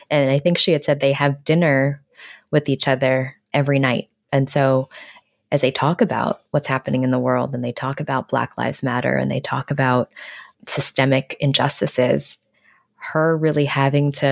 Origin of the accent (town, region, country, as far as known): New York City, New York, United States; born or raised there